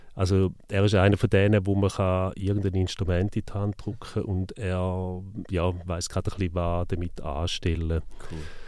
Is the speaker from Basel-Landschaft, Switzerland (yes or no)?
no; Neuhausen am Rheinfall, Schaffhausen, Switzerland; Neuhaus am Rheinfall, gewesen, also wo ich aufgewachsen bin